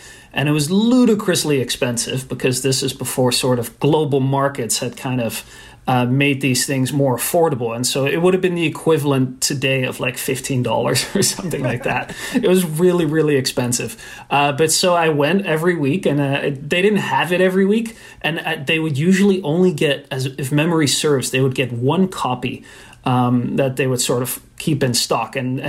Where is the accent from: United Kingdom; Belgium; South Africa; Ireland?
Belgium; Brussels; So I was kind of obsessed with American sports growing up in Brussels, where we had moved